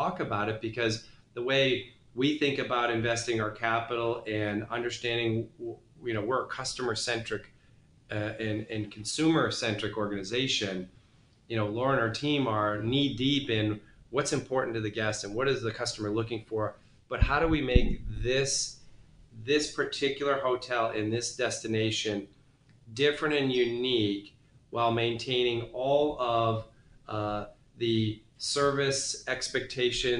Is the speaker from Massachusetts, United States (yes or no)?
yes; Boston, Massachusetts, United States; I grew up in New England. Boston's sort of my hometown.